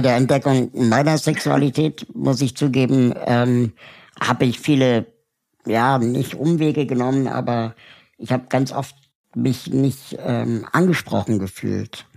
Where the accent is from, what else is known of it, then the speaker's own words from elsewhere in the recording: Germany; wir in Deutschland